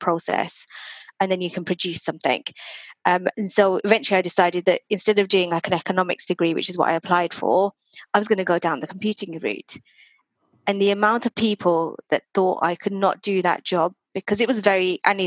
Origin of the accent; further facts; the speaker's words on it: United Kingdom; also born or lived in Reading; I'm Indian, Hindu, Gujarati, obviously born here. And, you know, I've just had a very normal Indian life, Indian British life